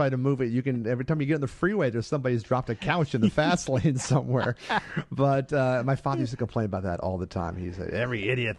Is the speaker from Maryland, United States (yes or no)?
yes; Baltimore, Maryland, United States; moved away as an adult; also born or lived in Evansville, Indiana / California; now in Los Angeles, United States; So I grew up in Maryland. I went to high school in Baltimore.